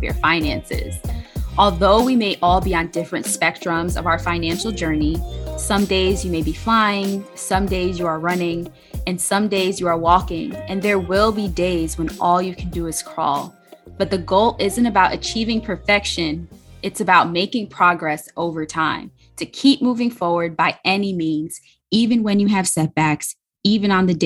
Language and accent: English; Jamaica; fellow Jamaican.